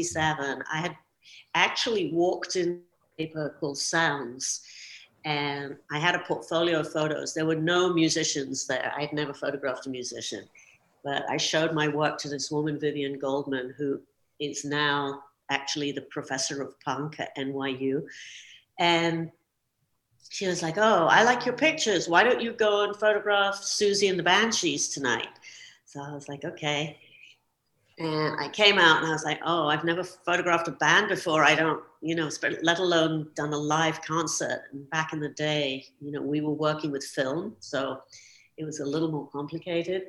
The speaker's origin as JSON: {"language": "English", "region": "London", "country": "United Kingdom", "tie": "born or raised there", "said": "growing up in London"}